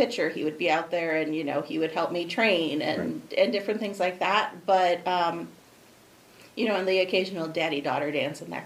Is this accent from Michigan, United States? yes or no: no; Roselle, Illinois, United States; now in Aurora, United States; I was born and raised in Roselle.